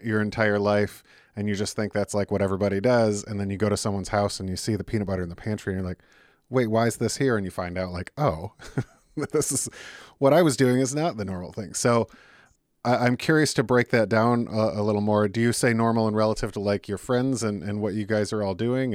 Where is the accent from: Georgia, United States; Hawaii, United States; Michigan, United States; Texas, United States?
Michigan, United States; Detroit; I'm from Detroit